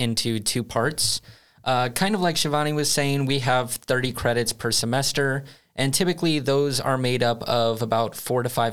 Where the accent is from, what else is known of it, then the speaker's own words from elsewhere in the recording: United States; moved away as an adult; now in Sweden; I come from the United States